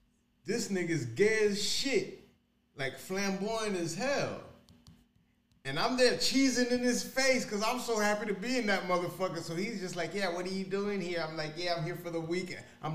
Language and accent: English; Miami, Florida, United States; I'm from Miami